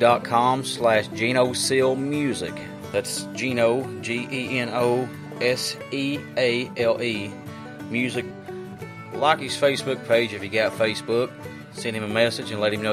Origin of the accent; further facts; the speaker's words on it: Martin County, Kentucky, United States; I grew up in Martin County, Kentucky